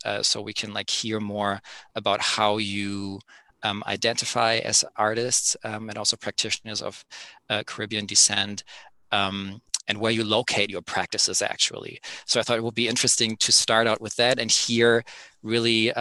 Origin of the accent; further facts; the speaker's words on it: Berlin, Germany; my hometown, Berlin